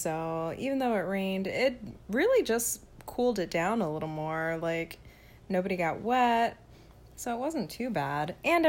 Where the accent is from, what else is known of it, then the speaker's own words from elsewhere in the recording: Frankfurt, Hesse, Germany; born there; So, I was born in Frankfurt, Germany. My dad was in the military